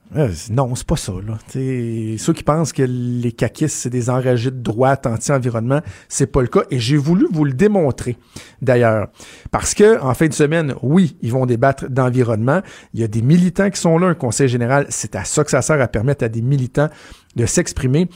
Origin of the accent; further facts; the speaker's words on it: Quebec, Canada; chez nous au Québec